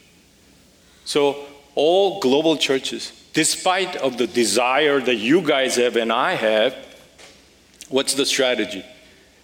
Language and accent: English; Seoul, South Korea; moved away as an adult; also born or lived in Las Vegas, United States / Los Angeles, United States; now in United States; I grew up in Seoul, a wonderful family, and moved to the U.S. when I was about 18